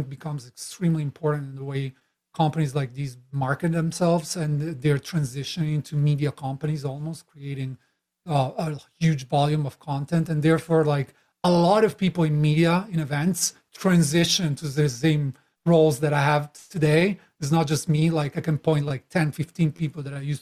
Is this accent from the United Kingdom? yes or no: no; Italy; moved away; I'm Italian originally, as you can tell by my crazy accent. I've been traveling for a while, living in multiple countries